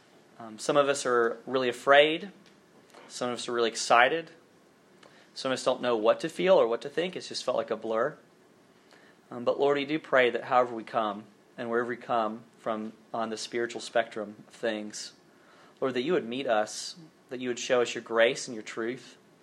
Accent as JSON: {"language": "English", "region": "Alabama", "country": "United States", "accent": "Southern", "said": "no one could understand anything that I said because I was from so deep South Alabama. And my Southern accent has faded a little bit as time has gone by."}